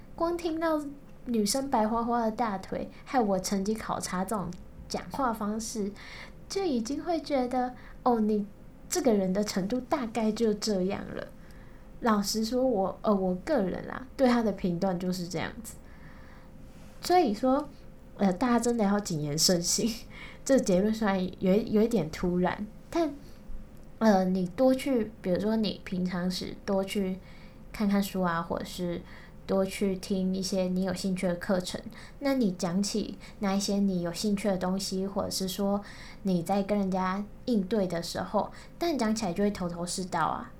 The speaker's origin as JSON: {"language": "Chinese", "region": "Kaohsiung", "country": "Taiwan", "said": "我是高雄人"}